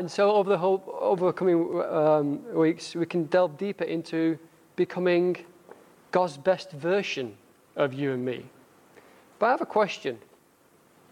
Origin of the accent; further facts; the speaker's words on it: United Kingdom; accent: northern; my northern accent